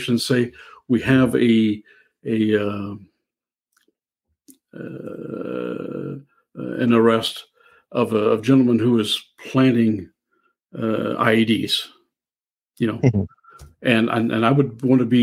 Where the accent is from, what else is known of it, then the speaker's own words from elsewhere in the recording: Southern Illinois, United States; I'm from Southern Illinois, and I'll eat Mississippi River carp in the spring and the fall